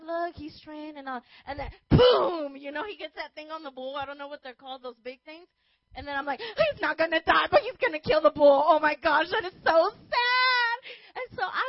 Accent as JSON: {"language": "English", "town": "Los Angeles", "region": "California", "country": "United States", "tie": "born or raised there", "said": "I grew up in Los Angeles"}